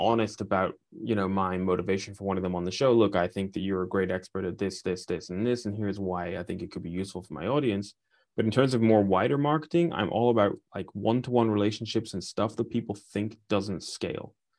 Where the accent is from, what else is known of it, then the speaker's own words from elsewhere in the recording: Aberdeen, Scotland, United Kingdom; I'm from a city called Aberdeen, which is an oil town